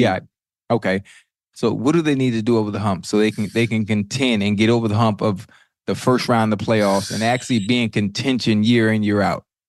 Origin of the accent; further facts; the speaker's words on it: Miami, Florida, United States; I'm from Miami